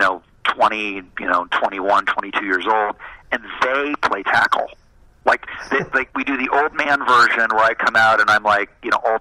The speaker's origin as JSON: {"language": "English", "region": "Southern Ohio", "country": "United States", "tie": "born or raised there", "moved": "yes", "lives_now": "Los Angeles, United States", "said": "when I grew up in Ohio in the 70s"}